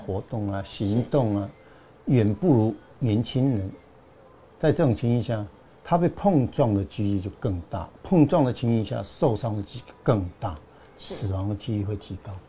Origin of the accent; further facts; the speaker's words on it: Meinong, Kaohsiung, Taiwan; 我在家乡美浓